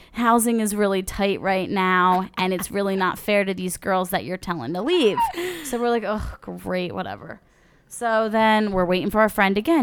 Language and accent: English; New Jersey, United States; We're from New Jersey, by the way, South Jersey.